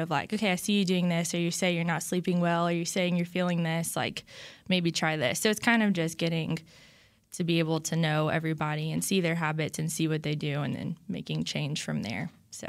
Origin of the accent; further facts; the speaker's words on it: Baton Rouge, Louisiana, United States; But then I'm from Baton Rouge, Louisiana, and I went to LSU.